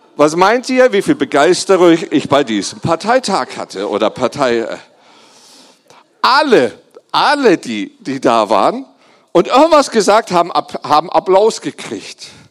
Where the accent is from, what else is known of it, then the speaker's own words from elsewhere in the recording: Germany; ich bin Deutscher